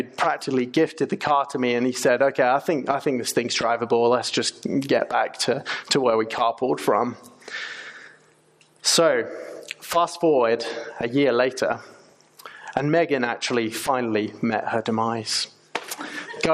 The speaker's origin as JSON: {"language": "English", "region": "England", "country": "United Kingdom", "moved": "as an adult", "lives_now": "United States", "said": "As you might be able to tell from my accent, I'm from England, not Australia"}